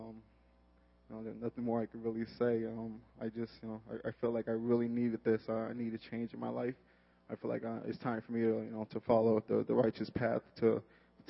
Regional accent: Chicago, Illinois, United States; also born or lived in Nigeria; I was born in Nigeria. I moved to the north side of Chicago at a young age of 6

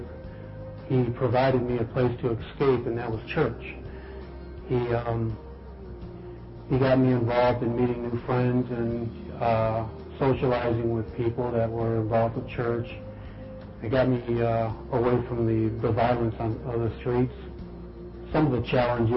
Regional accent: Highland Park, Michigan, United States; Was raised by my mother in the inner city of in Detroit called Highland Park.

